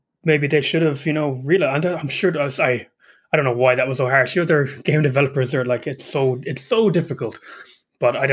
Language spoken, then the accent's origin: English; Ireland; I'm an Irishman.